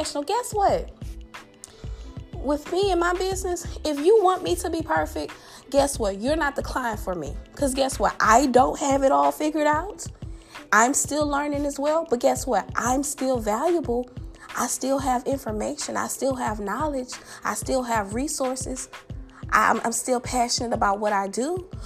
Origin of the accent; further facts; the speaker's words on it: the South, United States; accent: southern; my southern accent